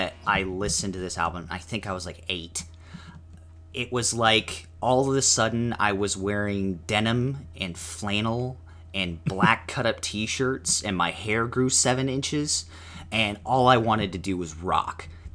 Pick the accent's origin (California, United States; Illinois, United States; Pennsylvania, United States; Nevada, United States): Nevada, United States; Las Vegas; also born or lived in Chandler, Arizona; Growing up in Vegas, and, you know, spending my summers in Arizona